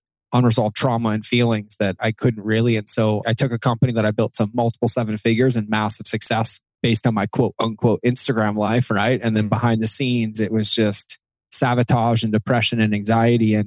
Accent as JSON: {"language": "English", "region": "Massachusetts", "country": "United States", "tie": "born or raised there", "said": "I grew up in Massachusetts to parents who loved me immensely"}